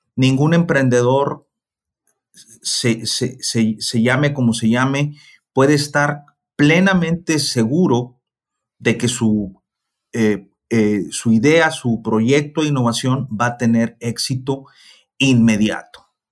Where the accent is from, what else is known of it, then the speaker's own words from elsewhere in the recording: Mexico; nosotros los mexicanos